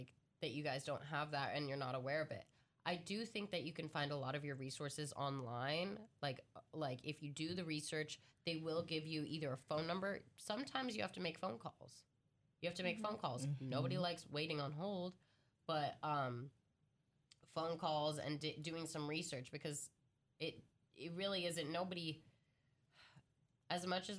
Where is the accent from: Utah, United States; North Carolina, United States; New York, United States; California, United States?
New York, United States; moved away as an adult; now in Oregon, United States; I'm from New York